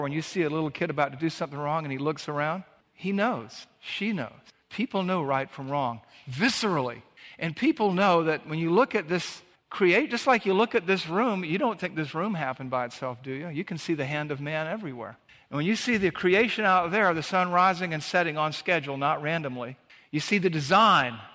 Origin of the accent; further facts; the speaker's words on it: Savannah, Georgia, United States; in the beach where we grew up in Savannah, Georgia